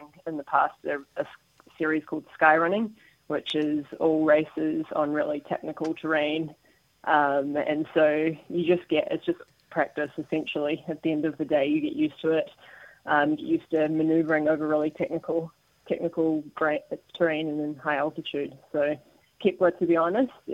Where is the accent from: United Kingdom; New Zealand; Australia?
New Zealand; also born or lived in Greymouth / Wanaka / United States / Taipei, Taiwan; growing up in New Zealand